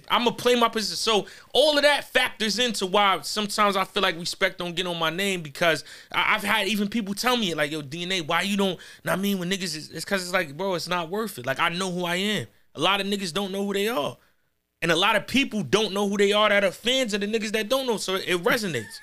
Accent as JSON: {"language": "English", "region": "New York", "country": "United States", "said": "I'm from New York, but we not in Corona."}